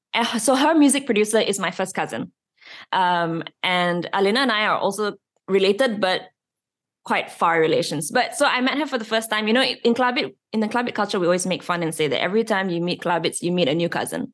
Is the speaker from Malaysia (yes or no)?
yes; Malaysia; In schools, we are taught English and Bahasa Malaysia